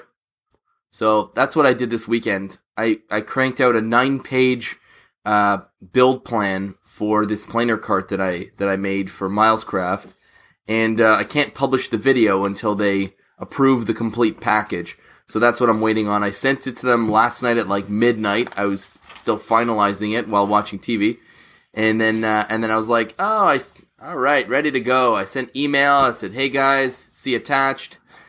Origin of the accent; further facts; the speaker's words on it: Montreal West, Quebec, Canada; Côte Saint-Luc and Montreal West. That area is where I grew up.